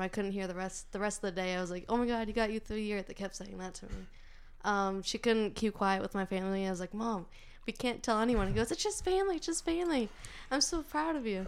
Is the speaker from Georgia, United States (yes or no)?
no; North Andover, Massachusetts, United States; born or raised there